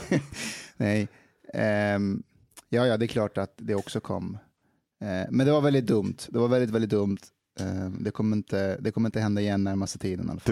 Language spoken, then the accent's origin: Swedish; Afghanistan; now in Sweden; jag är afghan så jag kanske är 32